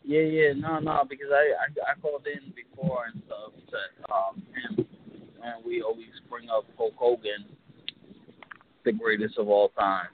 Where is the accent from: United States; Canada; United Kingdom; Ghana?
United States; Long Island, New York; from Long Island.